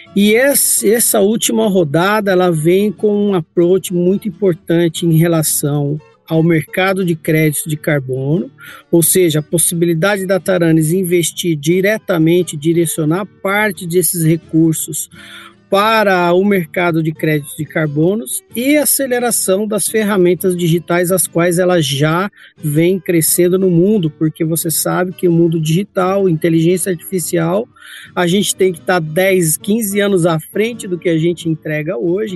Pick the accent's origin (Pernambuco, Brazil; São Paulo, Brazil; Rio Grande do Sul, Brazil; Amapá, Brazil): São Paulo, Brazil; Campinas; Eu sou natural de Campinas, aqui em São Paulo